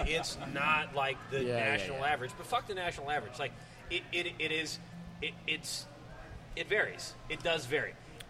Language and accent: English; California, United States; moved away as an adult; also born or lived in San Francisco; now in Seattle, United States; I come from Southern California or just California in general, right?